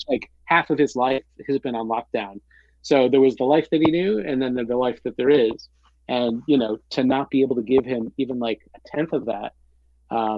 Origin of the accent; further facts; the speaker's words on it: Central New York, United States; moved away; where I grew up in Central New York